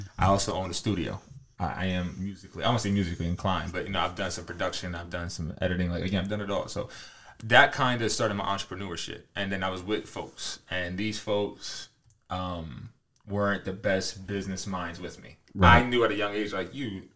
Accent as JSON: {"language": "English", "town": "Harrisburg", "region": "Pennsylvania", "country": "United States", "tie": "born or raised there", "said": "I'm from Harrisburg"}